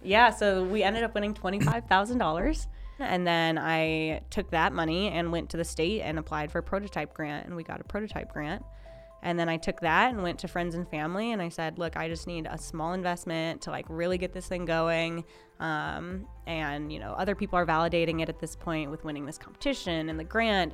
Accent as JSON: {"language": "English", "region": "Minnesota", "country": "United States", "moved": "yes", "lives_now": "Lincoln, United States", "said": "I am originally from Minnesota"}